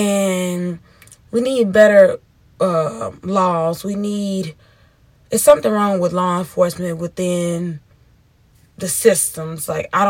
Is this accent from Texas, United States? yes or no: no; Memphis, Tennessee, United States; And I grew up on the Castlegate Street where he took his last and final breaths at.